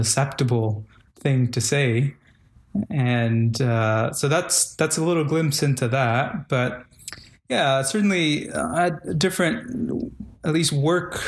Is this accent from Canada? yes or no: no; Guatemala; moved away; Culturally, I am from Guatemala